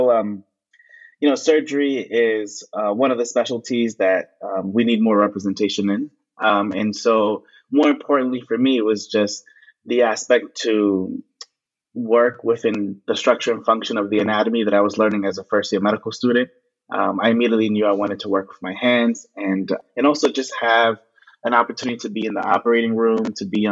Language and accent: English; New York City, New York, United States; I am from Brooklyn, New York. I was born in New York City